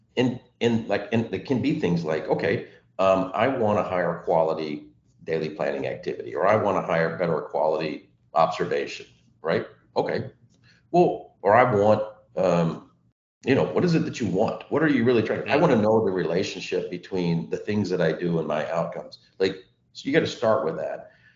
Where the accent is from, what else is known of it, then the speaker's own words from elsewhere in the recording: Texas, United States; I grew up in Texas